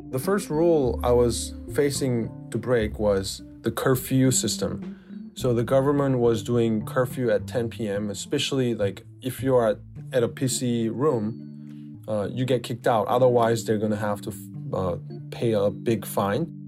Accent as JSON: {"language": "English", "country": "South Korea", "said": "I'm from South Korea"}